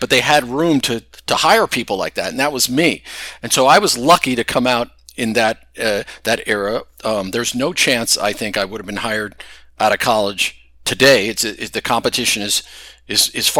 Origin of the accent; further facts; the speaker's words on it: Stamford, Connecticut, United States; moved away as an adult; also born or lived in North Carolina / California; I grew up in Stamford, Connecticut